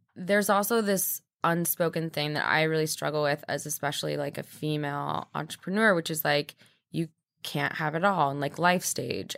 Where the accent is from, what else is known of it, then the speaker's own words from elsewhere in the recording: Midwest, United States; now in New York, United States; I grew up in the Midwest